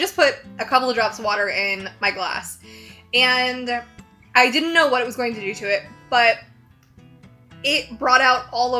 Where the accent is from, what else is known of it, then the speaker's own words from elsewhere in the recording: the South, United States; I'm from the South